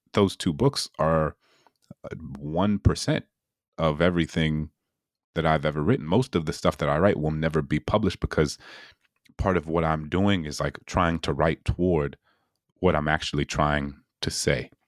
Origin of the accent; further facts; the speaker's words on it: New Orleans, Louisiana, United States; my hometown in New Orleans